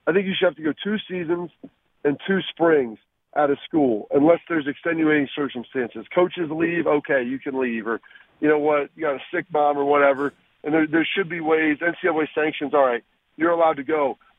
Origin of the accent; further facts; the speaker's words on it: Texas, United States; I mean, I was born in Texas. We kind of have a little bit of a farm growing up, so I've got some of that.